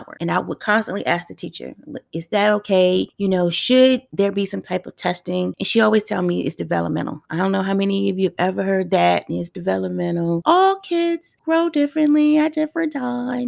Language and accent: English; Washington, District of Columbia, United States; I grew up in Washington, D.C. during the 80s, when D.C. was truly Chocolate City. And to us natives back then, it was called Dodge City